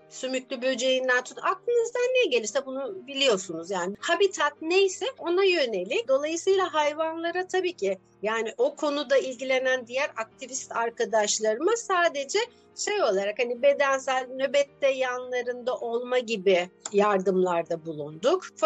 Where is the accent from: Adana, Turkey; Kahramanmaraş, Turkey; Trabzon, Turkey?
Adana, Turkey; now in Istanbul, Turkey; Aslen Adanalıyım. 12 yıldır İstanbul'da yaşıyorum.